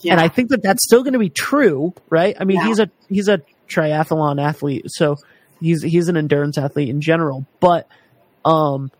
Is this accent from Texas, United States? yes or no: no; Rhode Island, United States; I am from Rhode Island